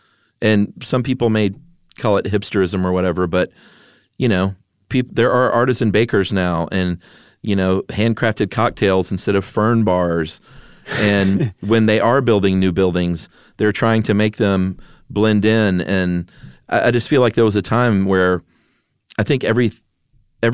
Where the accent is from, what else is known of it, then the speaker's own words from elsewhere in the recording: Atlanta, Georgia, United States; I mean, I'm not saying this just because this is my hometown. Atlanta is not the most boring city in the world.